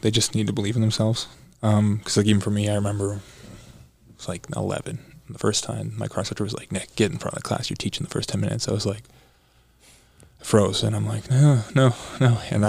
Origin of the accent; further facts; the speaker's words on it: Burlington, Ontario, Canada; I grew up in Canada. I was born in Burlington, Ontario, and proud Canadian.